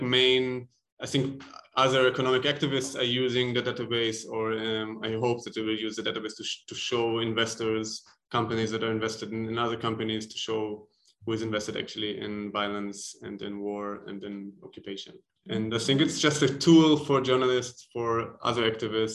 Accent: Israel; also born or lived in Germany; now in Tel Aviv, Israel; I grew up in Israel, also in a militarized Zionist surrounding

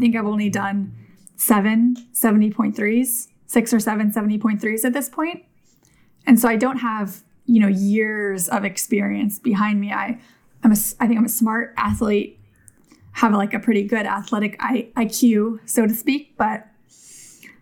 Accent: Davis, California, United States; I grew up in Davis

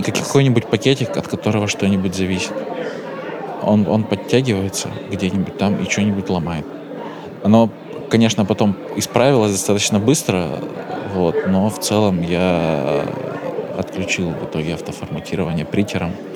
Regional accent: Chelyabinsk, Chelyabinsk Oblast, Russia; Я из Челябинска сам, там Уральские горы

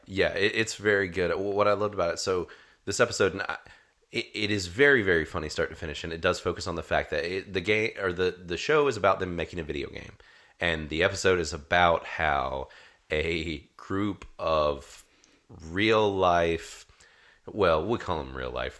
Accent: North Carolina, United States; accent: twang; if our twangs are slowly slipping out, then you might figure out that we're from North Carolina

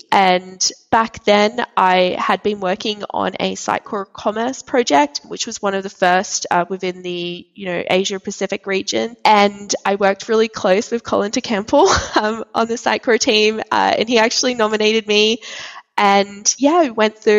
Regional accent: Sydney, New South Wales, Australia; now in New Jersey, United States; I am originally from Australia, from Sydney, and I now live in New Jersey in the United States of America.

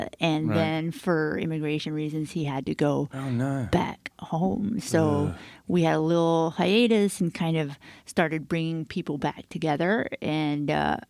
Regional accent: Miami, Florida, United States; I'm from Miami.

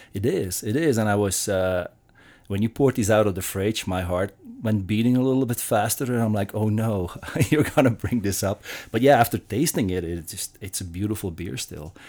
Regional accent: Belgium; moved away; I'm from Belgium.

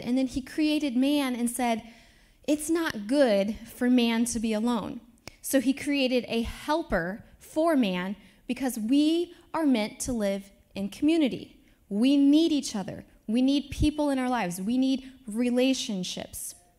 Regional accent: Independence, Iowa, United States; now in Lawrence, United States; my hometown, Independence, Iowa

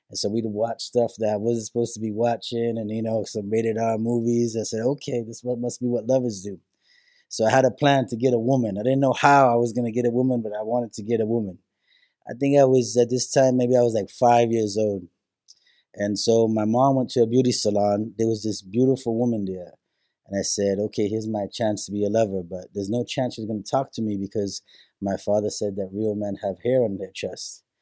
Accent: New York City, New York, United States; born there; also born or lived in Puerto Rico; My family, we're from Puerto Rico, um, from an area called San Dulce and Moca, Puerto Rico. Then my family moved into another area called Oisadea. And then, with the mass migration into New York City, uh, my mother and father were raised in New York City, and that's where I was born.

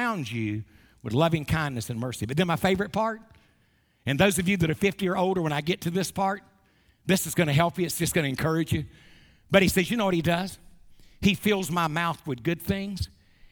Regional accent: Wilmington, North Carolina, United States; Wilmington, North Carolina, my hometown

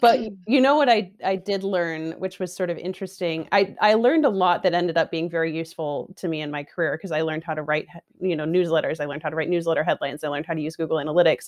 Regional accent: Seattle, Washington, United States; moved away as an adult; also born or lived in San Francisco; I'm also from Seattle originally

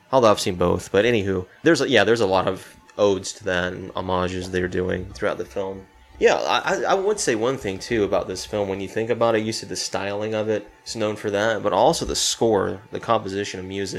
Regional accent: Spartanburg, South Carolina, United States; my hometown in Spartanburg

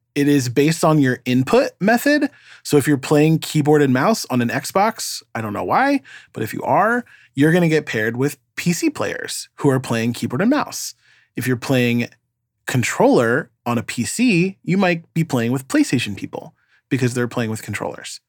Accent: New York, United States; as a New Yorker

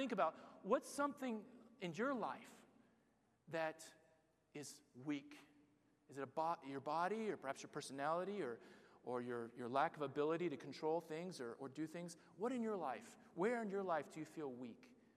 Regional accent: United States; moved away as an adult; now in Barcelona, Spain; I'm from America

